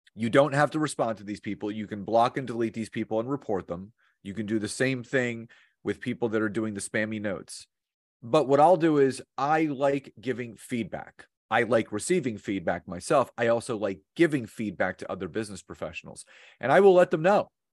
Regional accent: Philadelphia, Pennsylvania, United States; now in New Jersey, United States; I've born and raised in Philadelphia, grown up there, uh, now live about twenty-five minutes outside of Philadelphia, just across the bridge in Jersey

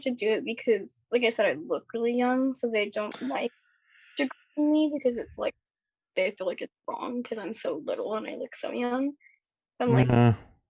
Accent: Las Vegas, Nevada, United States; moved away as an adult; now in California, United States; I grew up in Vegas, but I just recently moved to Cali

